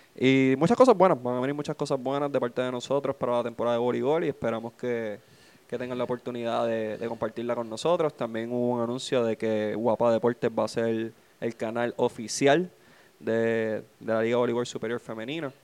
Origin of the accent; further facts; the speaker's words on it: Trujillo Alto, Puerto Rico; Yo soy residente de Trujillo. Yo puedo decir que soy de Cabo hasta lo que quieran, pero yo soy. Yo he vivido toda mi vida en Trujillo